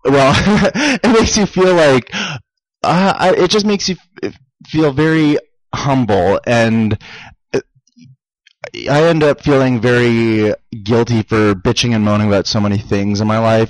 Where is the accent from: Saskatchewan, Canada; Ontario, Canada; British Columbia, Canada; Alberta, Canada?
Saskatchewan, Canada; moved away as an adult; also born or lived in Las Vegas, United States; now in Los Angeles, United States; grew up in Canada. Yeah, I'm from Saskatchewan, Canada